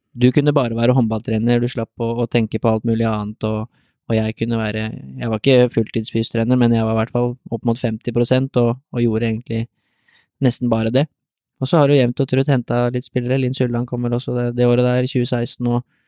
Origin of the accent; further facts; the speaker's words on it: Drammen, Buskerud, Norway; jeg kan bo hjemme i Drammen